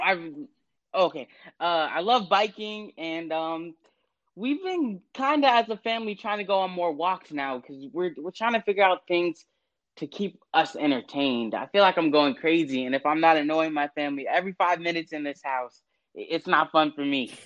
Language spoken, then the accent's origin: English; West Chester, Ohio, United States; my hometown of Westchester, Ohio